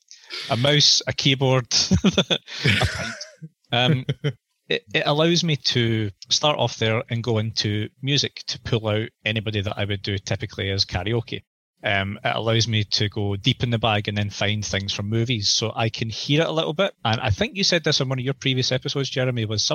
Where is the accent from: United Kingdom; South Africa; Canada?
United Kingdom; Scotland; I'm a Scotsman